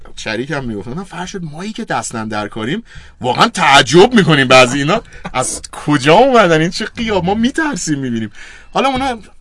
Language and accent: Persian; Iran; من چون ایرانیم